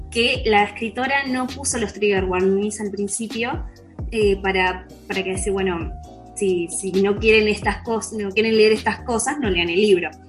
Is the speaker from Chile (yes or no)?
no; Mexico; Hola a todos … soy de México y soy médico veterinario.